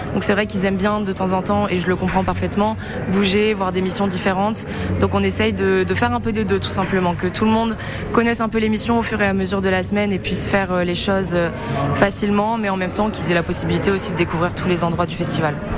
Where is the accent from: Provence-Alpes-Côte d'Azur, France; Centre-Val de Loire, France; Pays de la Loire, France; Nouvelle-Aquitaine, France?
Nouvelle-Aquitaine, France; Angoulême; moved away as an adult; also born or lived in Angers; je viens d'Angoulême en Charente